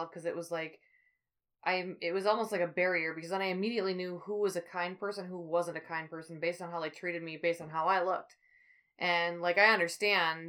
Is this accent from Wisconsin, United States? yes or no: yes; River Falls, Wisconsin, United States; I was born in River Falls, Wisconsin, March 9th, 1988